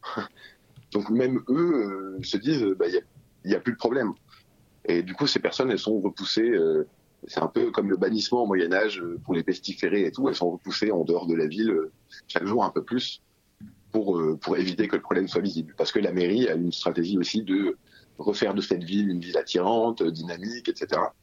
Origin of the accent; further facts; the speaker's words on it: France; c'est le pays où je suis né, où ma famille est arrivée il y a quelques décennies